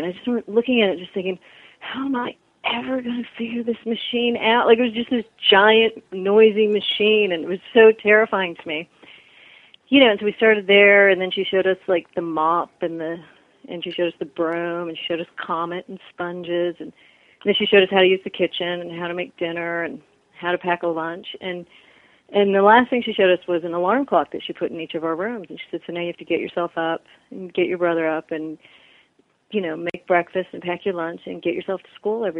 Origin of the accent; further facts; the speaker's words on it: California, United States; So, yeah, but growing up in California, we were the freaks in our neighborhood